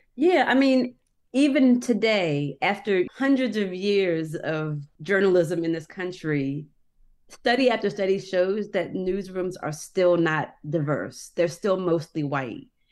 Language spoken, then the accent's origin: English; Annapolis, Maryland, United States; I'm from Annapolis